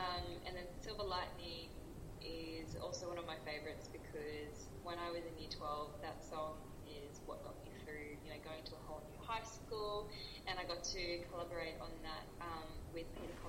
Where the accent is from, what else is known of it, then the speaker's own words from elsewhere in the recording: Australia; It's probably one of the biggest goals I've ever kicked being an Australian female artist. So I did partially grow up in this, but I am from a little bit of everywhere.